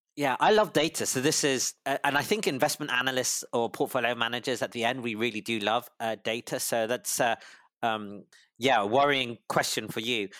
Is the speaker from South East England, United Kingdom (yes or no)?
no; London, United Kingdom; also born or lived in Cambridge / Harvard; I was born in London, U K, to a, a Malaysian father and a Singaporean mother, and I did all of my schooling or high schooling in London